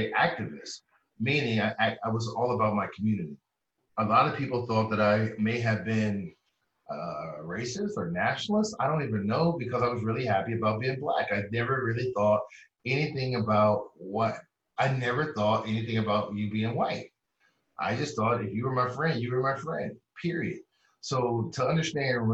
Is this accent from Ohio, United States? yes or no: yes; Columbus, Ohio, United States; I come from Columbus, Ohio